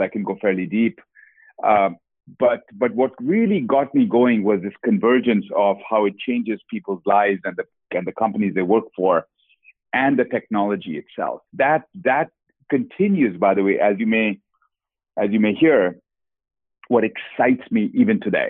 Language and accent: English; Kolkata, West Bengal, India; moved away; Born and brought up in Calcutta, India